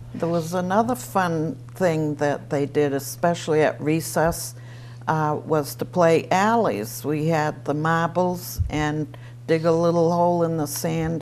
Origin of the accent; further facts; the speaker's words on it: Easton, Massachusetts, United States; I was born in a farmhouse on Pine Street, Easton Dale, we always called it.